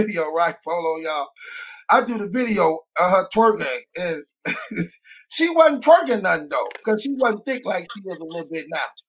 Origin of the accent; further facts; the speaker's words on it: Chicago, Illinois, United States; I'm from Chicago.